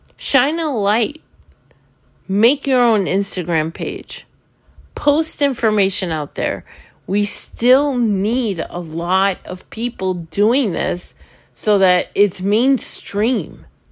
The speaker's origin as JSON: {"language": "English", "town": "New York City", "region": "New York", "country": "United States", "moved": "as an adult", "lives_now": "Florida, United States", "said": "I'm from New York City."}